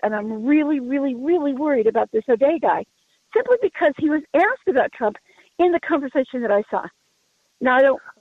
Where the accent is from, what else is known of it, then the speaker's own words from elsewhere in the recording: Colorado, United States; I'm from Colorado, been around a long time.